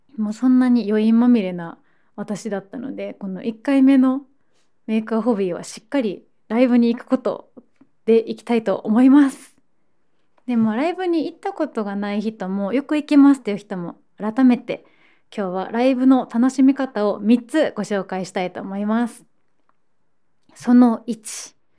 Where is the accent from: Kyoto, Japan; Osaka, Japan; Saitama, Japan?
Osaka, Japan; moved away as an adult; now in Tokyo, Japan; 高校生の時にあのサロンモデルのスカウトからスタートしてで、まあ、そのまま大阪で活動して